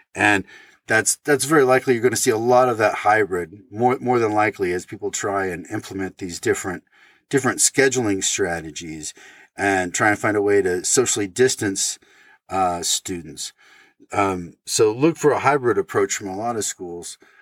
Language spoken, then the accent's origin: English; Oregon, United States; my home state of Oregon